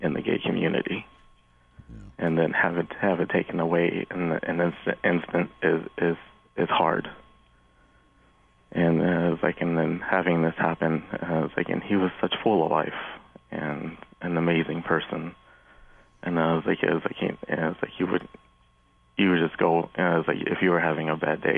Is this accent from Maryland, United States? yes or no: no; Florida, United States; now in Cincinnati, United States; I'm originally from Florida